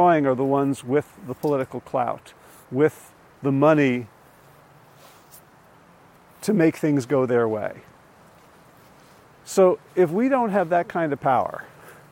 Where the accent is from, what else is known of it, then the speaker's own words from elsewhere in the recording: New Jersey, United States; where I grew up in North Jersey